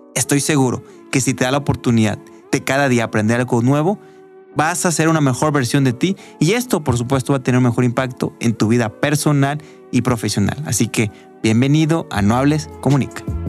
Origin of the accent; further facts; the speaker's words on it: Guadalajara, Jalisco, Mexico; soy de Guadalajara, igual que Sandra